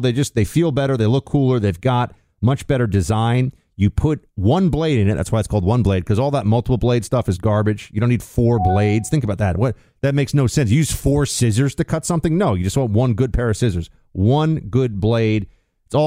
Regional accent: New York, United States; my hometown of New York

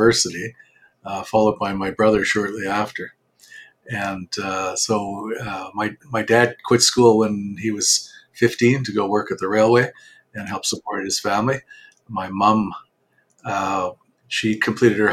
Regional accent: Winnipeg, Manitoba, Canada; Born and raised in Winnipeg.

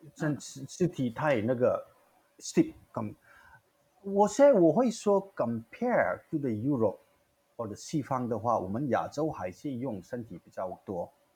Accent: India; Chinese is a second language; moved away as an adult; also born or lived in Singapore; now in Taiwan; 我的家乡就曼尼布

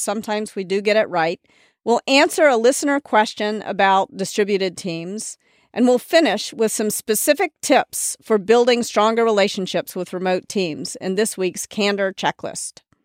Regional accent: Memphis, Tennessee, United States; moved away; also born or lived in New York; I was raised in the South

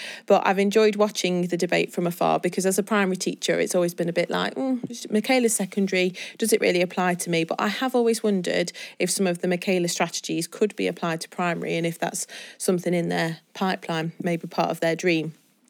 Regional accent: England, United Kingdom; Why do people feel awkward to say that we're British, because this is where we're from England?

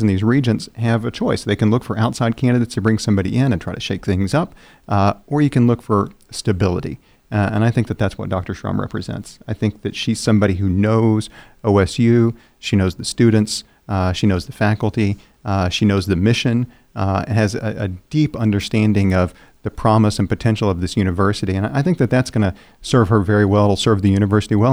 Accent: Seminole County, Oklahoma, United States; I'm from Seminole County

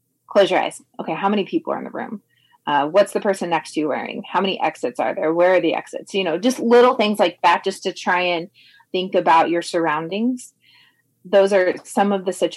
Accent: Indianapolis, Indiana, United States; I'm from Indianapolis

